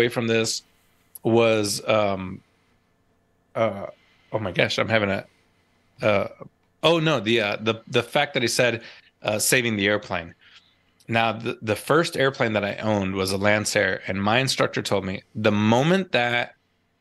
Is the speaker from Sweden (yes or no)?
no; East Coast of the United States, United States; moved away; I grew up on the East Coast. I learned to fly on the East Coast of the United States